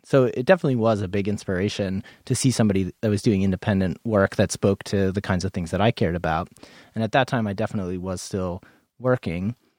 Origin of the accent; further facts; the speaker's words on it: New England, United States; now in Portland, United States; I'm from New England